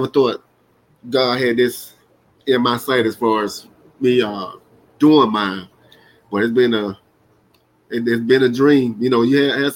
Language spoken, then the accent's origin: English; Miami, Florida, United States; now in Chicago, United States; I'm originally from Miami, Florida